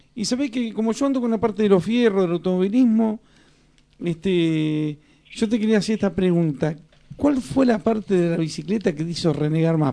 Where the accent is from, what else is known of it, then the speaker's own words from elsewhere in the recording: Uruguay; moved away as an adult; now in Argentina; yo me crié en el Uruguay, este, durante 18 años viví en el Uruguay, después vine para acá, para Argentina